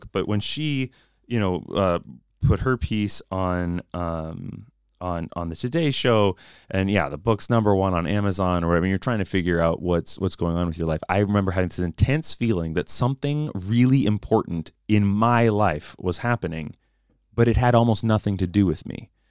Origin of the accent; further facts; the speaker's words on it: United States; As an American